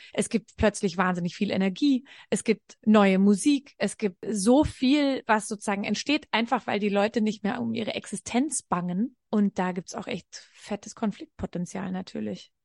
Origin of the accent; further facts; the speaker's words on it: Franconia, Bavaria, Germany; Ich bin in Franken groß geworden